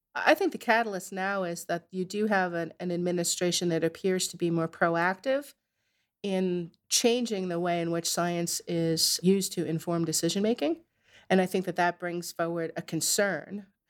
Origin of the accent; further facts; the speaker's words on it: Narragansett, Rhode Island, United States; I grew up in Narragansett in Rhode Island